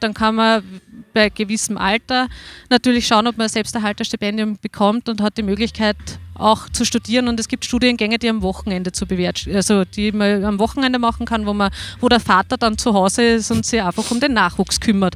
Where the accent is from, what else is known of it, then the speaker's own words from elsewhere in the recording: Waldviertel, Lower Austria, Austria; Ich bin aus dem Waldviertel